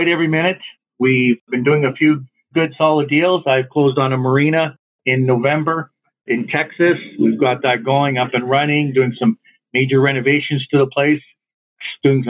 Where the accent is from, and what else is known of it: Canada